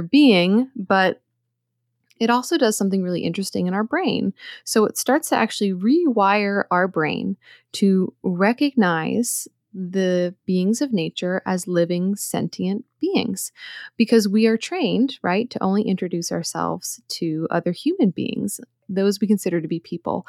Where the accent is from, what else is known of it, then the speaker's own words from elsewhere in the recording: outside Philadelphia, Pennsylvania, United States; moved away; also born or lived in Hudson Valley / Brooklyn, New York City; I grew up outside Philadelphia, so I'm very familiar with the area